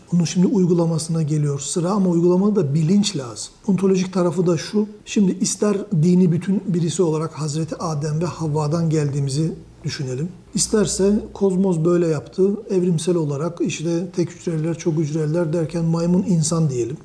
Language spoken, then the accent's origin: Turkish; Black Sea region, Trabzon, Turkey; also born or lived in Istanbul; now in Ankara, Turkey; biz Karadenizliyiz neticede bizim şey parlama noktamız, kaynama noktamız çok düşük